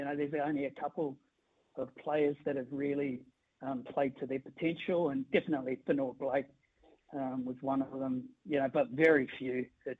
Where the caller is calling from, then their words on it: Sydney, New South Wales, Australia; No, I'm actually calling from Sydney.